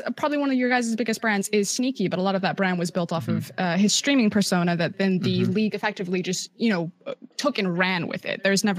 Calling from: Shanghai, China; I'm calling from deep Shanghai.

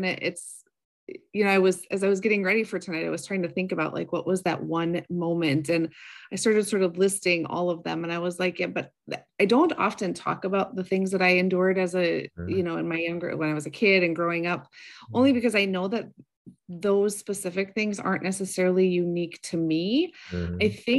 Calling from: Minnesota, United States; I am in the frozen tundra of Minnesota.

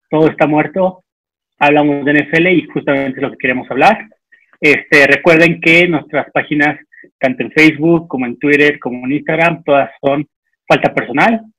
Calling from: New York, United States; saludos desde, desde Nueva York en la pandemia.

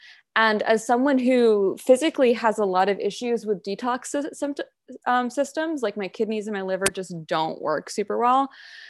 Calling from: New York, United States; I'm on Munsee Lenape land, in the Hudson Valley in New York State. And I'm right at the confluence of the Hudson River and the Rondout Creek.

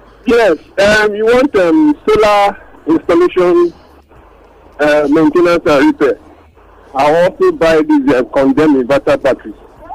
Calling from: Abuja, Federal Capital Territory, Nigeria; I'm calling from Abuja.

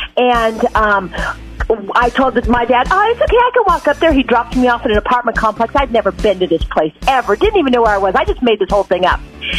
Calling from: Arkansas, United States; I'm calling from Arkansas.

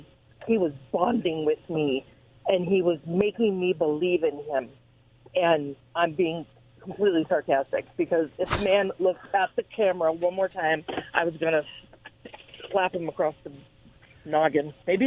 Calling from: Pasco, Washington, United States; from Pasco.

